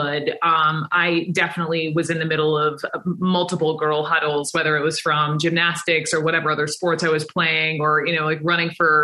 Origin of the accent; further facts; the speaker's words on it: Atlanta, Georgia, United States; I was growing up in Atlanta